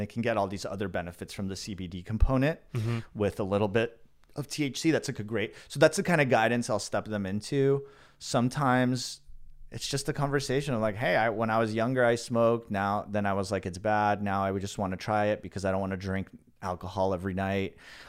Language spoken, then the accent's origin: English; Los Angeles, California, United States; In the Valley. San Fernando Valley in Los Angeles.